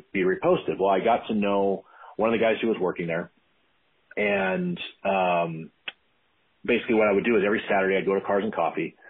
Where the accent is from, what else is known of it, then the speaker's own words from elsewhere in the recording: Tracy, California, United States; I hail from Central California, a little town of Tracy